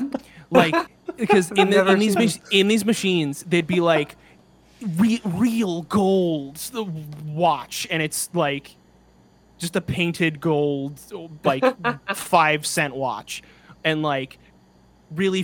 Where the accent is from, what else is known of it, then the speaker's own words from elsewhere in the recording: the East, East Coast, United States; now in California, United States; growing up in the East